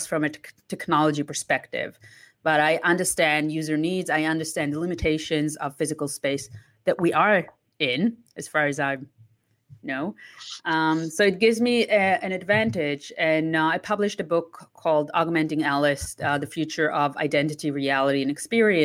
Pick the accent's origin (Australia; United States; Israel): Israel; moved away as an adult; also born or lived in Italy / London; now in Toronto, Canada; I was born and raised in Israel. I left when I was 20